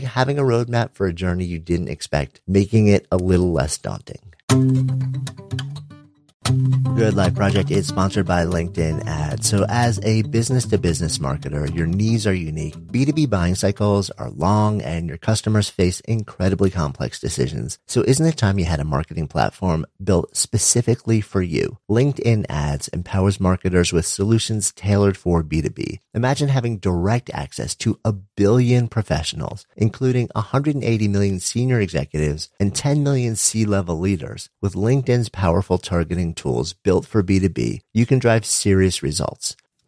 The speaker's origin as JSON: {"language": "English", "region": "New York", "country": "United States", "tie": "born or raised there", "said": "I'm in Boulder, Colorado right now. And after being a New Yorker my entire life"}